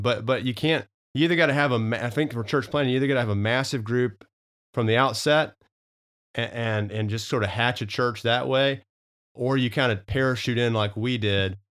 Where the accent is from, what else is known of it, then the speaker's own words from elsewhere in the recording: Arkansas, United States; moved away as an adult; also born or lived in Knoxville, Tennessee / Charlotte, North Carolina; now in Oklahoma, United States; I always thought I'd kinda end up in Arkansas, back home